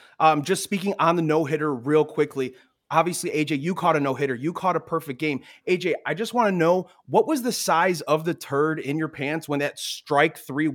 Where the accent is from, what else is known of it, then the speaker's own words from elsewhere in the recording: Chicago, Illinois, United States; moved away as an adult; also born or lived in outside Philadelphia; now in Philadelphia area, United States; So I'm born and raised in Chicago. I just moved to outside of Philly 2 years ago.